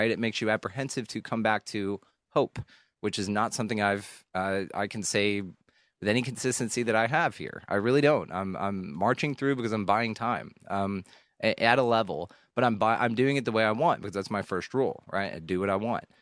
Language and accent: English; the South, United States; I was raised in the South. Everybody's ma'am if you're 6 years old, if you're six, you're yes ma'am, yes sir.